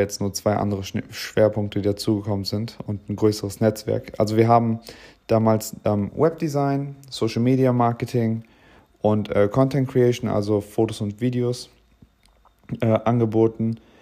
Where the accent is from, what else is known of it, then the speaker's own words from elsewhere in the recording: Bremen, Germany; moved away as an adult; now in Oldenburg, Germany; Ich komme ursprünglich aus Bremen